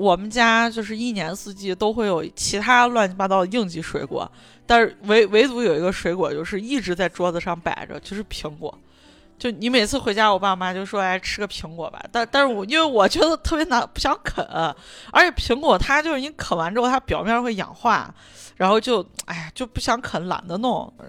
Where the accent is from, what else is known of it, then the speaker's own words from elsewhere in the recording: Shaanxi, China; 我作为陕西人，